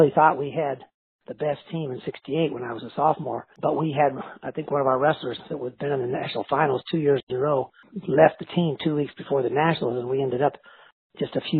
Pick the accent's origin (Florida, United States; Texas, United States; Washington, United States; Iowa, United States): Iowa, United States; born or raised there; moved away